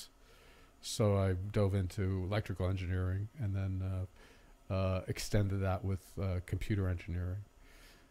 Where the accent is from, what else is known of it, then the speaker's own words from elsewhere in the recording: Saddle Brook, New Jersey, United States; moved away as an adult; now in Los Angeles, United States; I was born in Saddlebrook, New Jersey, in 1960, and grew up